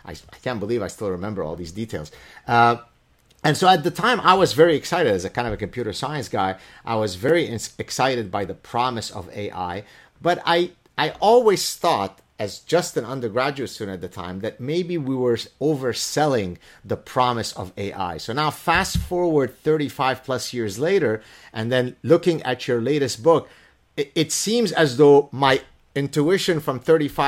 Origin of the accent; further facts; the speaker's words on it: Lebanon; first language Arabic; English is a second language; my mother tongue is Arabic. We're Lebanese Jews